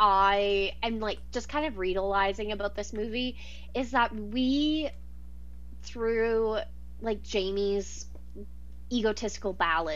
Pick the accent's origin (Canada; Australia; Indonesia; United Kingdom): Canada; I am from Canada